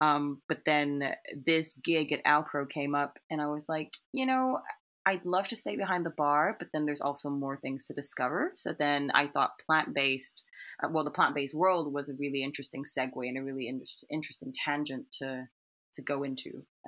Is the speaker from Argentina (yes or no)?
no; Singapore; born there; moved away as an adult; also born or lived in United Kingdom; So I was born in Singapore, but then I flew to the United Kingdom for university.